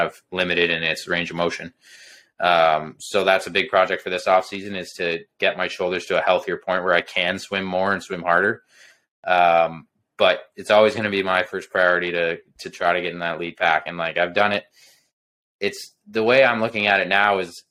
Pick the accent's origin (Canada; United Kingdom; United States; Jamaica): Canada; Belleville, Ontario; my hometown, Belleville.